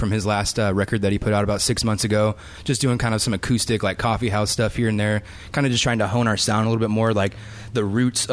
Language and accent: English; Gig Harbor, Washington, United States; Gig Harbor most of my life.